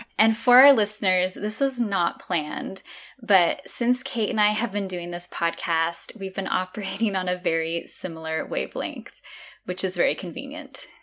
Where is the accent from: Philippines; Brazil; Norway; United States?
United States; California; moved away as an adult; now in Azores, Portugal; growing up in California my whole life, I've lived in Northern California, Southern California, and then in the middle.